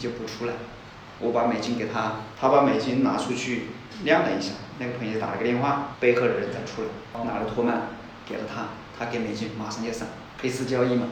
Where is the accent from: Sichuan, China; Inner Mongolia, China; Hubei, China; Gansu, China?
Hubei, China; 尤其比我们湖北